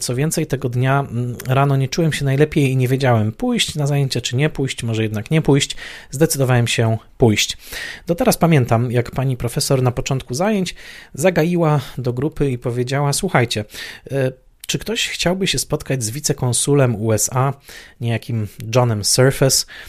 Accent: Poland; z perspektywy dzieciaka lat 80. w Polsce

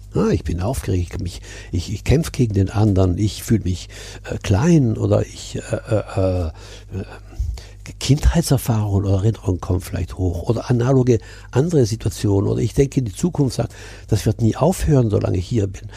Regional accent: Milan, Lombardy, Italy; now in Burgwedel, Germany; Ich bin ja in Mailand geboren, in Italien, in einer deutschen Familie, also meine Eltern waren Deutsche. Äh, abgesehen von der deutschen Schule, die ich besucht habe, der Rest war italienisch. Ich bin als Italiener aufgewachsen

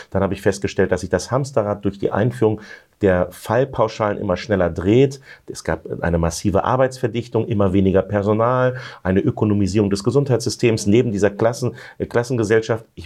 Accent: Silze, Lower Saxony, Germany; also born or lived in Hanover; Ja, genau, in Hannover geboren und in Silze aufgewachsen.

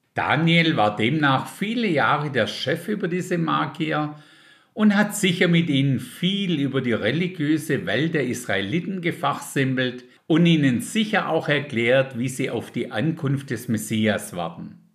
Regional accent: Germany; bei uns in Deutschland

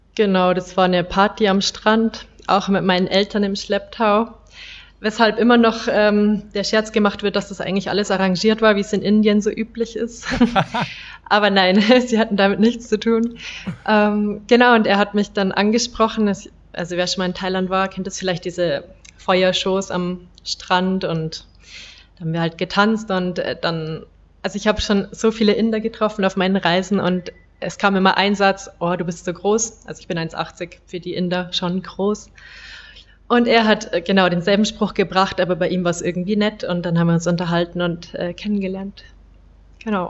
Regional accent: Bavaria, Germany; moved away as an adult; now in India; ich komme aus Bayern

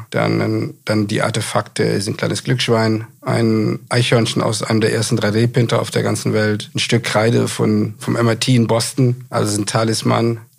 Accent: Düsseldorf, North Rhine-Westphalia, Germany; ich komme aus dem Ruhrgebiet und aus Düsseldorf.

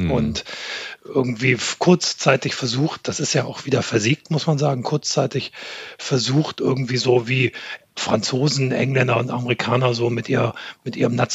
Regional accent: Germany; accent: German; mir meinen deutschen Akzent abzutrainieren damals, als ich ah. studiert habe und wirklich ja. einfach amerikanisches Englisch zu sprechen.

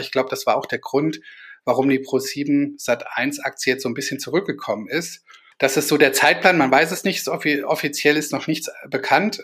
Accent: Kassel, Hesse, Germany; aus Kassel, meiner Heimatstadt

